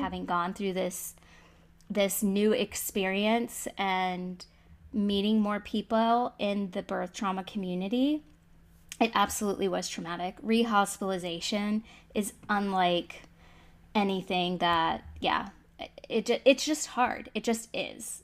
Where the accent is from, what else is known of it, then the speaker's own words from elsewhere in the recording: Florida, United States; I'm from Florida